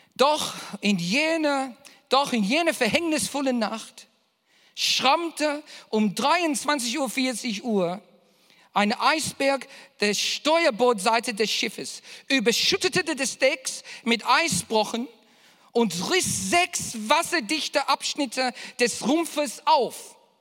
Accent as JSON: {"language": "German", "country": "Australia", "said": "ich bin Australier"}